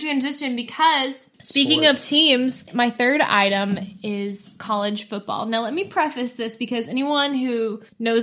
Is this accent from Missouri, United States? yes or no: yes; Missouri, United States; I'm from Missouri, I grew up 30 minutes outside of the University of Missouri